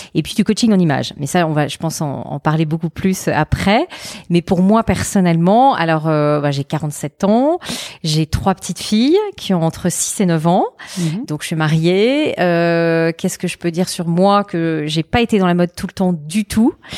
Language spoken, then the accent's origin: French; a small village 30 km from Avignon, Provence-Alpes-Côte d'Azur, France; moved away as an adult; also born or lived in Lyon; now in Paris, France; j'ai vécu donc pareil 11 ans euh, dans le sud de la France, euh, dans un tout petit village qui est euh, euh, à 30 km d'Avignon